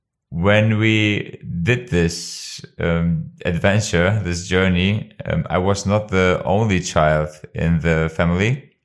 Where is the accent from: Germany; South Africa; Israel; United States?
Germany; also born or lived in Kosovo; I was born in 1989 in Kosovo, and with the age of 4 in 1993, my parents decided to move to Germany.